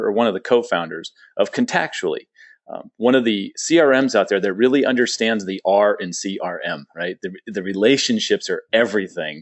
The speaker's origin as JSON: {"language": "English", "town": "San Diego", "region": "California", "country": "United States", "tie": "born or raised there", "moved": "yes", "said": "San Diego, which is my hometown. I was there for quite a while, 40 years."}